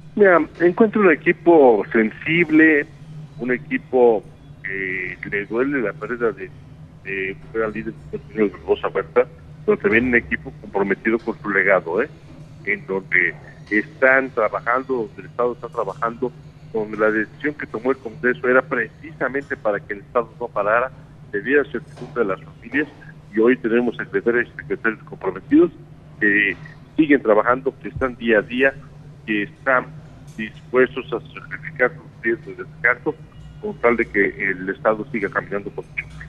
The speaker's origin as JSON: {"language": "Spanish", "region": "Puebla", "country": "Mexico", "said": "soy un poblano más"}